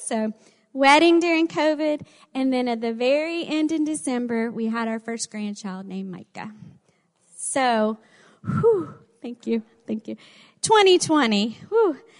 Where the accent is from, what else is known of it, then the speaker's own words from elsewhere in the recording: the South, United States; accent: southern; With my southern accent